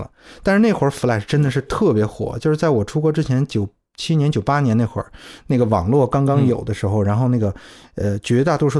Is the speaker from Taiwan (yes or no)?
no; South East England, United Kingdom; accent: South East England; also born or lived in Cardiff; 其他的时候都是在 Kent，就是这个这个东南部区域。所以我觉得我的口音基本一直是沿袭着那个东南部的口音，就是一种比较 neutral，比较还算还算。比较那个舒服的一个口音吧，